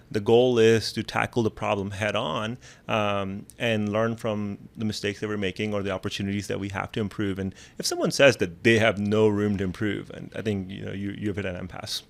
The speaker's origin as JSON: {"language": "English", "country": "Pakistan", "moved": "yes", "said": "I come from Pakistan"}